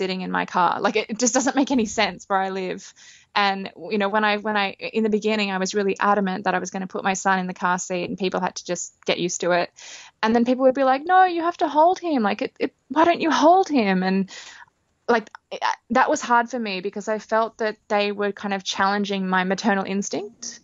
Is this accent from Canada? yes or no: no; Australia; moved away as an adult; now in India; growing up in Australia, where the thing to do is, have a barbecue